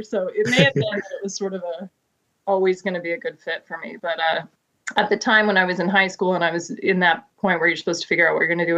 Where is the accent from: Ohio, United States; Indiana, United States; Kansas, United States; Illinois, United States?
Kansas, United States; Wichita; moved away as an adult; now in Maryland, United States; I grew up in Wichita, Kansas.